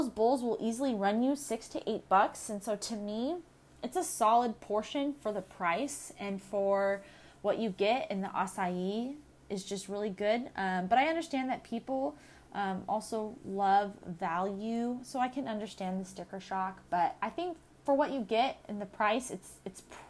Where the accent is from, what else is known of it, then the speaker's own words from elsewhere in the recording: Southern California, United States; Growing up in Southern California, the desert heat and the eucalyptus trees